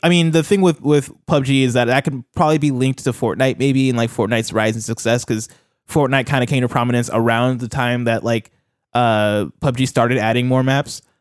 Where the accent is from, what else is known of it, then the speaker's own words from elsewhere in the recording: Illinois, United States; I'm from Illinois